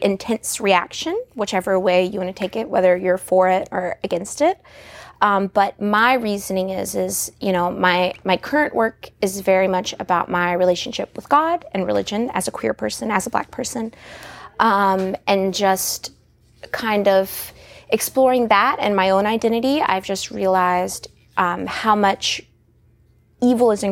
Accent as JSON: {"language": "English", "area": "Shenandoah Valley", "region": "Virginia", "country": "United States", "said": "I'm from the Shenandoah Valley"}